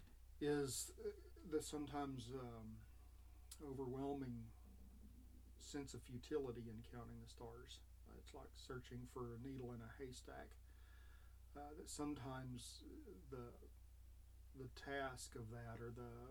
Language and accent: English; West Texas, United States; I grew up in West Texas where we could really see the stars well.